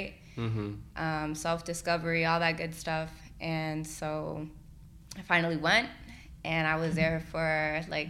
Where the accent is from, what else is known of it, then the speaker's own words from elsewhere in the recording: Lawrence, Massachusetts, United States; first language English; I was born and raised here, like English was always my first language